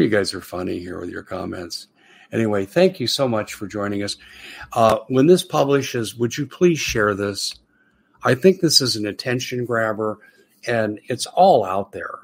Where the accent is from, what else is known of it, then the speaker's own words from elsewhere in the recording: United States; I'm an American